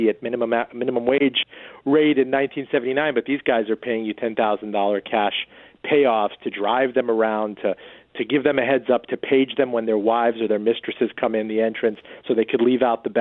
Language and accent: English; North Miami Beach, Florida, United States; moved away; also born or lived in Iran; I was born in Iran, but I've always felt like a bit of an outsider, like an immigrant, you know, growing up in North Miami Beach